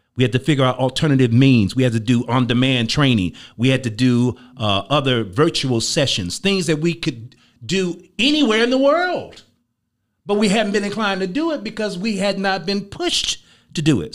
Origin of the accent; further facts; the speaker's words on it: Chicago, Illinois, United States; I'm from Chicago